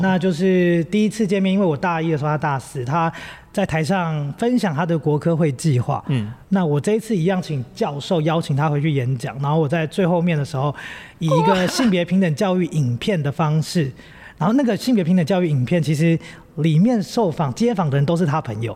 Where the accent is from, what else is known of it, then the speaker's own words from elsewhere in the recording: Taipei, Taiwan; moved away as an adult; also born or lived in Hualien; 我们两个背景很像是因为我们都在台北长大